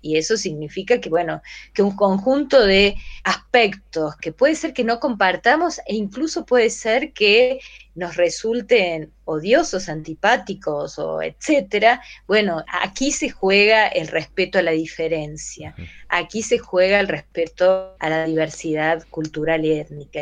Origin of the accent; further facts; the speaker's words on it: Córdoba, Argentina; moved away as an adult; also born or lived in Guatemala / Barcelona / La Paz; yo soy de Córdoba